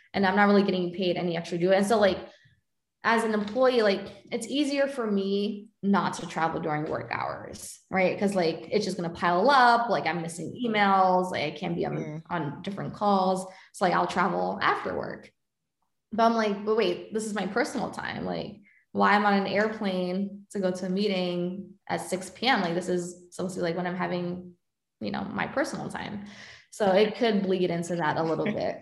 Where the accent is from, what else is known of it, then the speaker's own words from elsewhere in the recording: New York, United States; moved away; I volunteered to do the New York trips because I'm from New York, and so I would take it as an opportunity to like visit my family